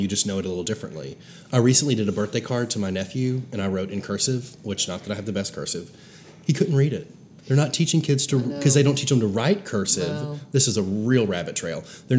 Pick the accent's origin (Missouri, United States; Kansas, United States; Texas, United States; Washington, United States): Missouri, United States; Branson; growing up in Branson